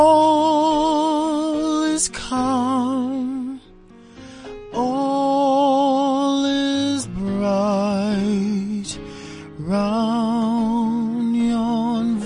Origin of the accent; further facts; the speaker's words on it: Port Elizabeth, Eastern Cape, South Africa; also born or lived in Tanzania; when I was 7 years old, I moved from Tanzania, and I went to live in Port Elizabeth with my aunt and her husband